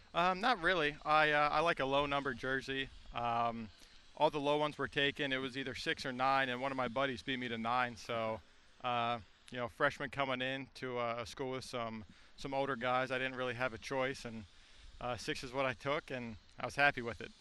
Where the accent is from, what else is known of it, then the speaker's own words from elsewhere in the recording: Lancaster, Pennsylvania, United States; I'm from Lancaster, Pennsylvania, and uh, always grew up watching Chase Utley with the Phillies